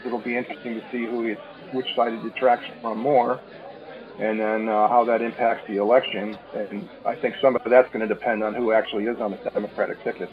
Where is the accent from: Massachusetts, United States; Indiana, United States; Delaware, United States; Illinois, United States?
Illinois, United States; Chicago; now in California, United States; I am originally from the Chicago area